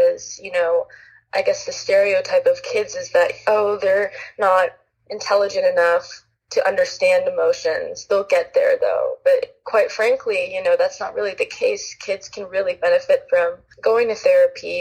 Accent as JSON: {"language": "English", "town": "Los Angeles", "region": "California", "country": "United States", "tie": "born or raised there", "said": "I grew up in Los Angeles, California"}